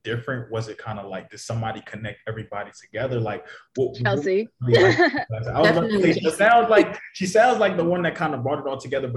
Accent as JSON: {"language": "English", "town": "New York City", "region": "New York", "country": "United States", "tie": "born or raised there", "also_born_or_lived": "Syracuse", "said": "I was born in the Bronx."}